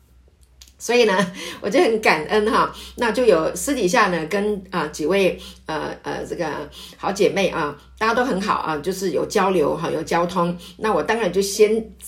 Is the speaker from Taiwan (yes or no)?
yes; Taiwan; 我是本省人